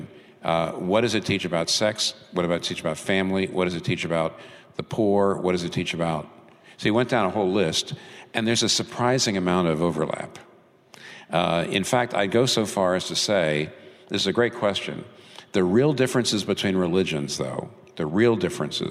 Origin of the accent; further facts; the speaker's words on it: United States; I'm an American Christian